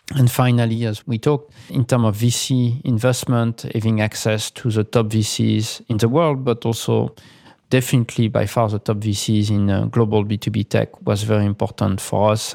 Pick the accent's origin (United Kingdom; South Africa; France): France; Paris, Île-de-France; moved away as an adult; also born or lived in Beijing, China; now in Mercer Island, United States; I come from Paris.